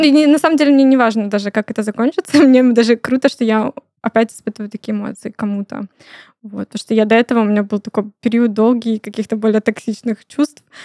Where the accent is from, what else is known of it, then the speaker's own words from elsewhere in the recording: Krasnodar, Krasnodar Krai, Russia; мы все из Краснодара оказались.